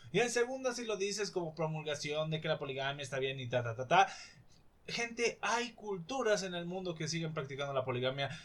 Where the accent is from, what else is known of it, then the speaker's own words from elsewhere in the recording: Mexico; desde mi perspectiva como mexicano